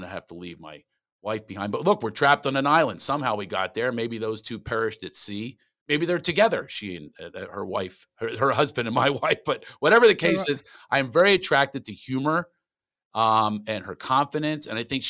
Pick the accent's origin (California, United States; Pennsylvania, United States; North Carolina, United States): California, United States; Hey, where are you guys from? And I go, California.